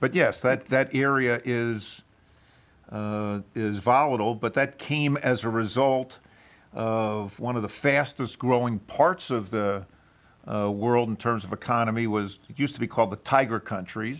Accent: Philadelphia, Pennsylvania, United States; I grew up in Philad-, Philadelphia

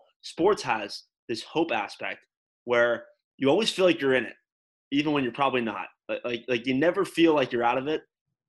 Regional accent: Los Angeles, California, United States; because it's so different growing up in Los Angeles, where I grew up, and going to Madison, Wisconsin.

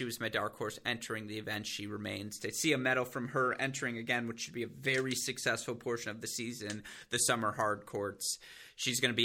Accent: United States; we're both from the United States

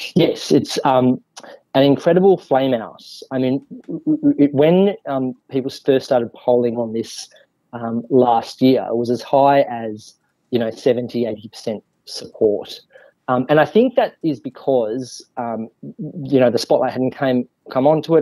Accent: Australia; now in Wellington, New Zealand; as an Australian with compulsory voting.

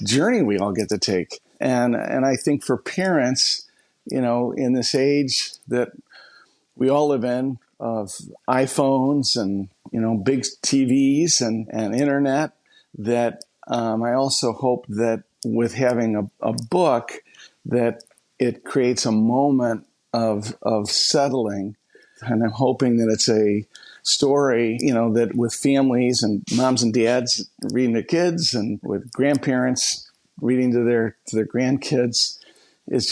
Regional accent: La Grange, Illinois, United States; I was born and raised in just the richest of soil of a wonderful little town outside of Chicago, LaGrange, Illinois

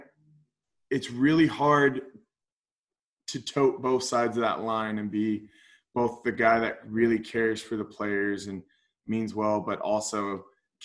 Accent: Concord, California, United States; also born or lived in Corvallis, Oregon / Toronto / Hamilton; I grew up in Concord area, so you know, I just stay in the Bay

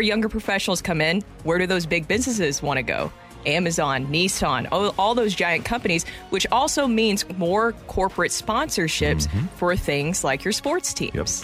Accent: Nashville, Tennessee, United States; now in St. Louis, United States; I'm from Nashville

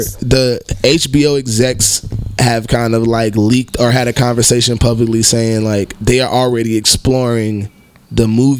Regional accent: Ohio, United States; I'm from Ohio, bro. Like, I really am.

